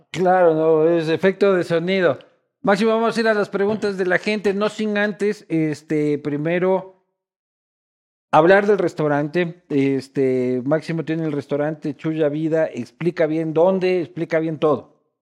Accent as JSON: {"language": "Spanish", "town": "Quito", "region": "Pichincha", "country": "Ecuador", "tie": "born or raised there", "said": "yo vivía en Quito, yo nací en Quito"}